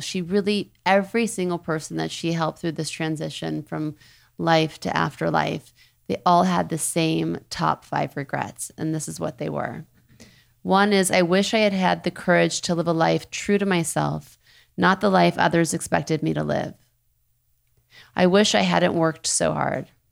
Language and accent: English; New Orleans, Louisiana, United States; moved away; also born or lived in Thibodaux, Louisiana; I was raised in New Orleans, born in Thibodeau.